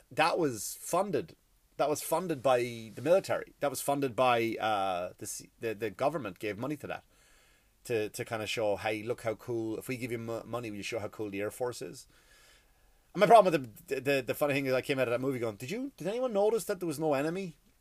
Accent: Ireland; I come from, I come from Ireland. I come from a country where we had our own martyrs

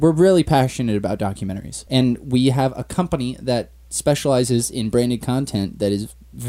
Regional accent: Agoura Hills, California, United States; I'm a documentary filmmaker and photographer that lives in Agoura Hills, California. I'm also from Agoura Hills, California, and I went to Cal Poly San Luis Obispo and graduated with a degree in education.

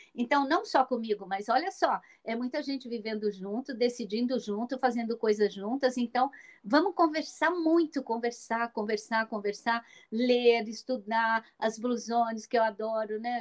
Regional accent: Minas Gerais, Brazil; moved away as an adult; em Minas Gerais, naquela cidade onde eu nasci, onde eu vou a cada três semanas porque eu tenho uma mãe de 87 anos lá no interior

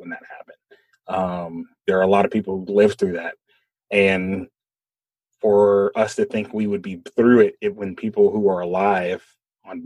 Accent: United States; we have so much pride in being America

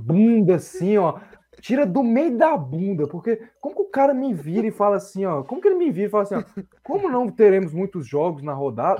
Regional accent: Brazil; Sou brasileiro com muito orgulho, com muito amor

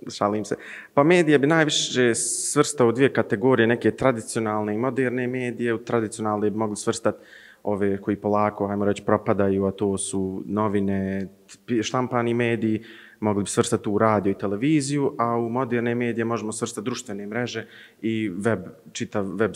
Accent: Zenica, Federation of Bosnia and Herzegovina, Bosnia & Herzegovina; imam 20 godina, dolazim iz Zenice.

